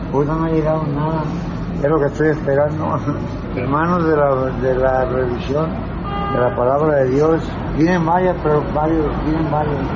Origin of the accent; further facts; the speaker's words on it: Mazatlán, Sinaloa, Mexico; now in Mexico City, Mexico; Yo, yo soy de Mazatlán. Yo tenía aquí mi papá en pero se murió y ya me quedé aquí.